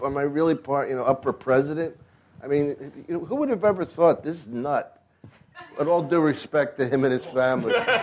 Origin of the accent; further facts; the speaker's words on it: Philadelphia, Pennsylvania, United States; I grew up near Penn after we moved from South Philly, 7th and Tasker